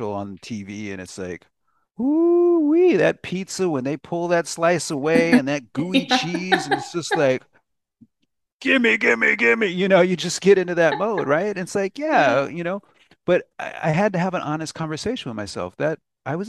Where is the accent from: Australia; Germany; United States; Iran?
United States; I was an American. And I still am an American